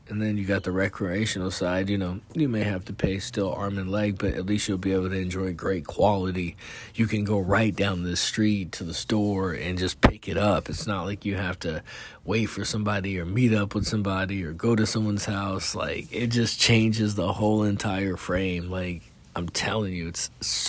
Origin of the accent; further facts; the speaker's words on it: California, United States; now in Texas, United States; I'm from California